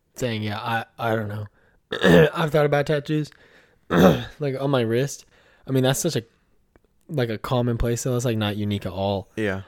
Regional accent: Puyallup, Washington, United States; also born or lived in Tacoma, Washington; I was born in Tacoma, Washington, but uh, raised in Puyallup, Washington, um, which is uh, about an hour or so uh, south of Seattle

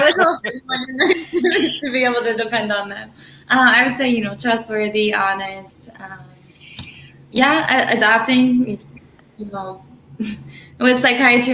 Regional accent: Malvern, Ohio, United States; moved away as an adult; now in Hilton Head, United States; So I'm from Ohio. I grew up, you know, born and raised in Malvern, Ohio.

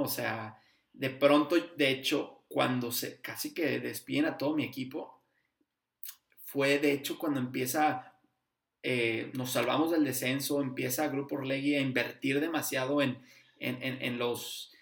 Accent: Torreón, Coahuila, Mexico; now in Houston, United States; soy de Torreón, pero yo vivo acá en Houston

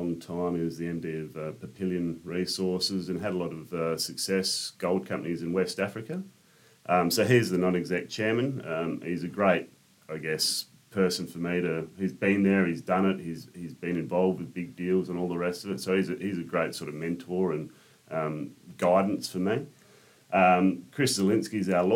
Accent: Albany, Western Australia, Australia; moved away as an adult; also born or lived in Katanning; now in Perth, Australia; I grew up in Katanning in Albany

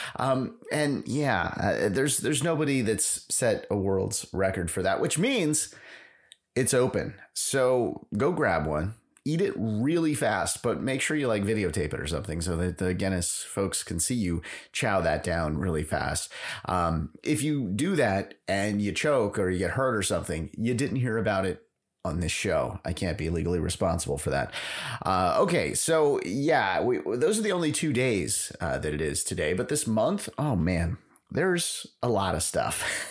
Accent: San Francisco, California, United States; I'm from San Francisco

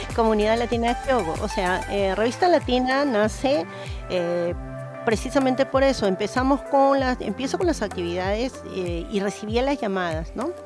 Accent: Peru; moved away as an adult; now in Kobe, Japan; soy peruana, descendiente de segunda generación, Nikkei

